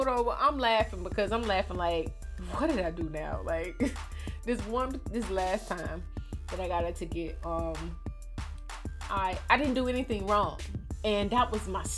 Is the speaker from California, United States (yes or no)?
no; Miami, Florida, United States; I'm from Miami